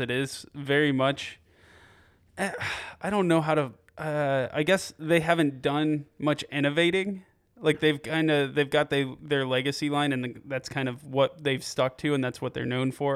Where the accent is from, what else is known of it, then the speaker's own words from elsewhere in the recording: Piqua, Ohio, United States; moved away; I'm from Piqua, uh, just north of Dayton